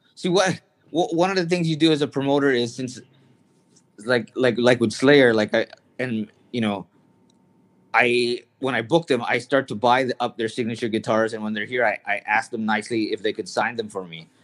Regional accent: Canada; I grew up in Canada

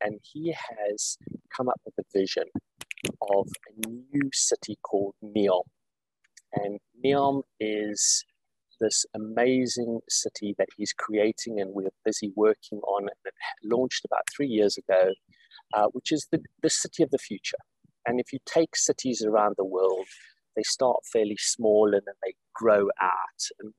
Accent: South Africa; moved away as an adult; also born or lived in Middle East / United Kingdom / United States; now in Saudi Arabia; I'm not from Saudi originally. I'm originally from South Africa and have spent the last 25, 26 years working globally. I've done 10 years previously in the Middle East. I've done 15 years in the UK

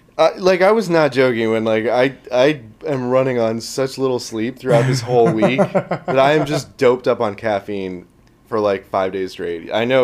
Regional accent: Corvallis, Oregon, United States; that's my hometown.

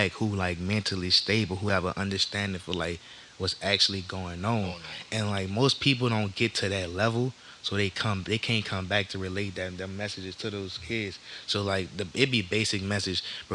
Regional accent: Harvey, Louisiana, United States; also born or lived in New Orleans; I'm from Old Harvey

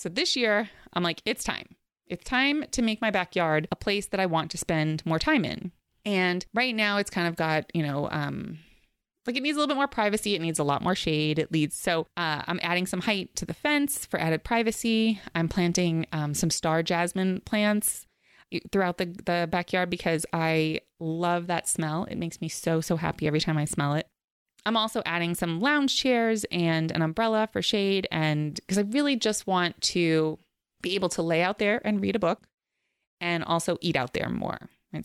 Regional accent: New York City, New York, United States; where I grew up in Queens, we were near the beach

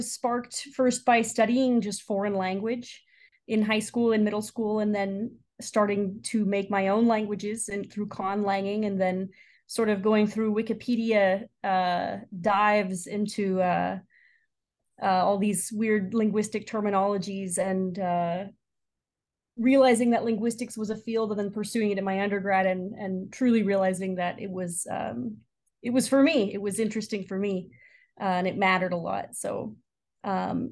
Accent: San Diego, California, United States; moved away as an adult; also born or lived in Stanford; now in Chicago, United States; I'm originally from San Diego, but calling in now from Chicago.

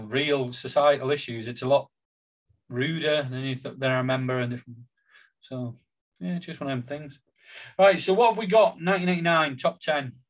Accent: Billingham, North East England, United Kingdom; growing up in Billingham, being totally unaware

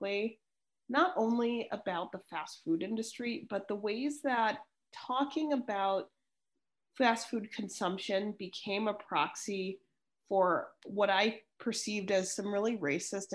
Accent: Chicago, Illinois, United States; growing up in Chicago

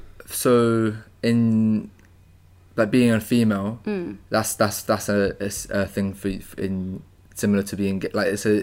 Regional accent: London, United Kingdom; So I'm a white male, straight male. From South London.

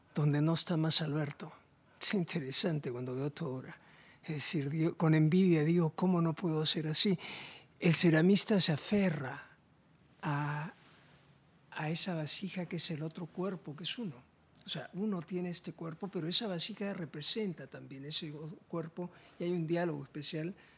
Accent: Lima, Peru; he nacido en la costa, desde niño he tenido afinidad con la playa, la arena, iba a Punta Hermosa, toda la infancia

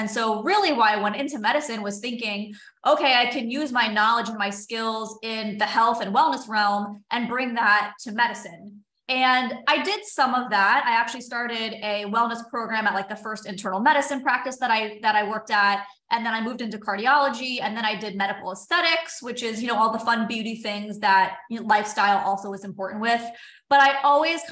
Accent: South Florida, United States; moved away as an adult; also born or lived in San Diego / Los Angeles; I grew up in South Florida

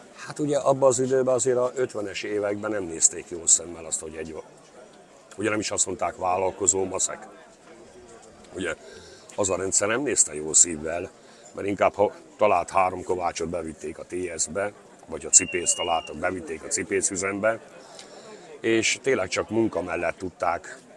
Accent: Csókakő, Fejér, Hungary; Ott születtem, ott is nevelkedtem, és mai napig is ott

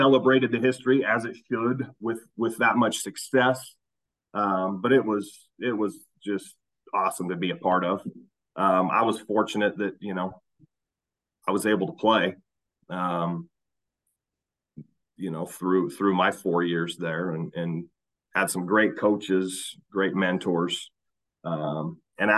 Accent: Salt Lake, Utah, United States; also born or lived in Kearns, Utah / South Jordan, Utah; I'm a Salt Lake kid, born and raised in Salt Lake

